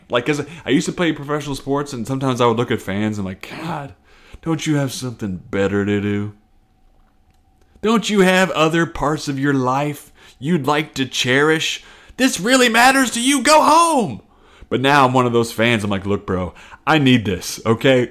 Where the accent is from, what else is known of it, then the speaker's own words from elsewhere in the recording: the South, United States; I grew up in the South, somewhat religious, up until like twelve.